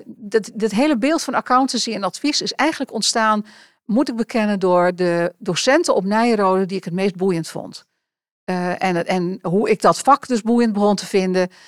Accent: Enschede, Overijssel, Netherlands; moved away as an adult; ik ben geboren in Enschede en heb eh, daarna ehm, een wat groter gedeelte, lagere school, middelbare school, in een dorpje bij Enschede eh, geleefd.

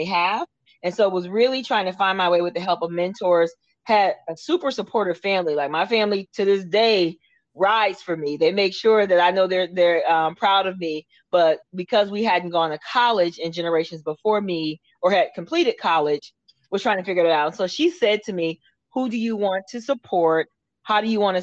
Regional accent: Akron, Ohio, United States; now in Florida, United States; I am from Akron, Ohio

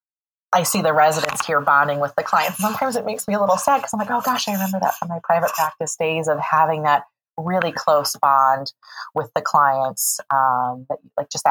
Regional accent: Morris, Illinois, United States; I am from Illinois, from a small town, Morris, Illinois, about 2 hours north of Champaign-Urbana.

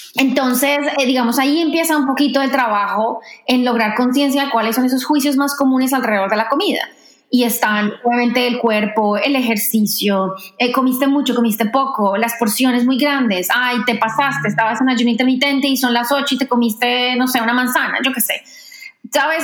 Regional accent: Colombia; moved away as an adult; also born or lived in France / New York; now in Washington, United States; yo crecí, viví en Colombia toda mi vida y me fui a hacer una maestría a Francia en 2009

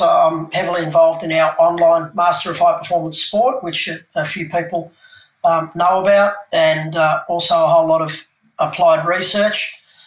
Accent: Melbourne, Victoria, Australia; moved away as an adult; also born or lived in Canberra / Perth; moved uh, back to my hometown of Melbourne

